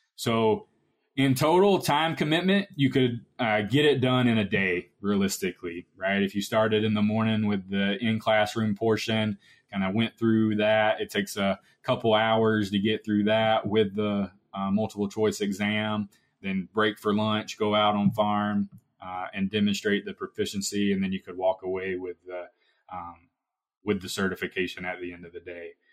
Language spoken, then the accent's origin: English; Georgia, United States; moved away as an adult; now in Iowa, United States; I'm originally from Georgia and now at Iowa State University